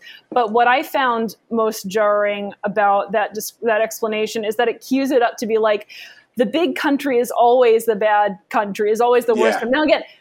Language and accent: English; United States; I'm an American